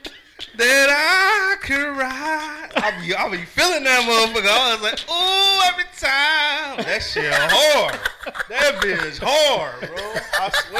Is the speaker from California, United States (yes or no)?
yes; Los Angeles, California, United States; also born or lived in Fayetteville; I'm from two places, you know. I'm from Los Angeles, and I'm from Fayetteville.